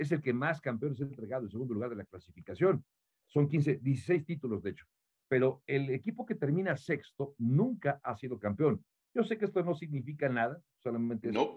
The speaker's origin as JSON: {"language": "Spanish", "region": "State of Mexico", "country": "Mexico", "tie": "born or raised there", "said": "yo soy mexiquense, nací en el Estado de México"}